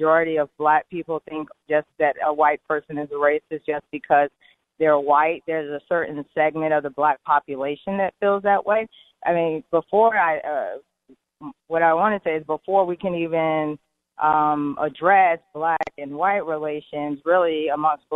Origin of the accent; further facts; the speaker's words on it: Connecticut, United States; now in Atlanta, United States; I grew up in Connecticut in a very diverse community